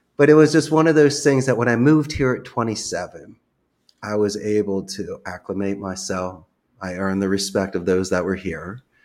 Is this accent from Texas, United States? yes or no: no; Philadelphia, Pennsylvania, United States; moved away as an adult; now in Costa Rica; I'm originally from Philadelphia